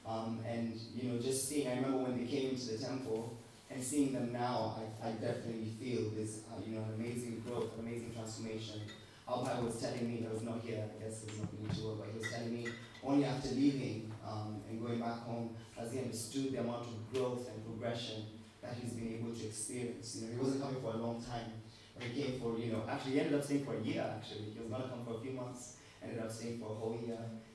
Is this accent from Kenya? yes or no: yes; Kenya; I came from Kenya, I had nothing